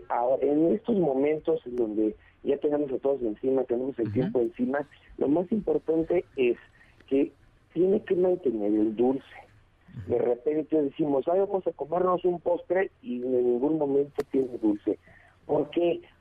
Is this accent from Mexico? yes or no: yes; Mexico; porque como buenos mexicanos que somos